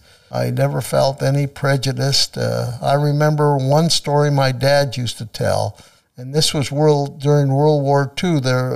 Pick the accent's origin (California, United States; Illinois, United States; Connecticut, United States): California, United States; Susanville; moved away as an adult; now in Manteca, United States; I enjoy being from Manteca. And I always used to call Susanville my hometown, but after the years we spend here, Manteca is my hometown now.